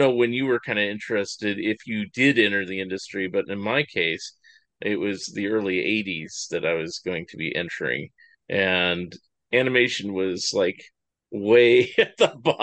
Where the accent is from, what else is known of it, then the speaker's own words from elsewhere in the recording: California, United States; growing up in California during the 70s and 80s